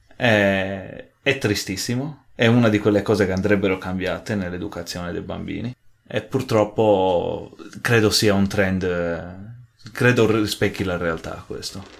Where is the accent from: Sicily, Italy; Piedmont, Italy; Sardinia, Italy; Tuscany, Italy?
Sardinia, Italy; moved away as an adult; now in Munich, Germany; sono nato e cresciuto in Sardegna